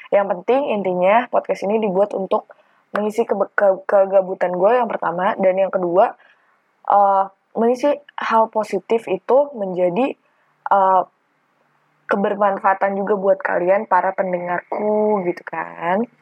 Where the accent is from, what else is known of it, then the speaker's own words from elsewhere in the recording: Tangerang, Banten, Indonesia; now in Malang, Indonesia; gue adalah mahasiswa perantau dari Tangerang ke Malang untuk kuliah.